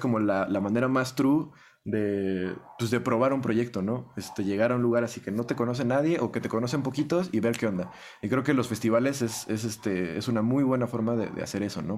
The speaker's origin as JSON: {"language": "Spanish", "area": "Estado de México", "region": "State of Mexico", "country": "Mexico", "tie": "born or raised there", "first_language": "Spanish", "said": "yo nací en México, yo crecí en México, yo hablo español desde que aprendí a hablar"}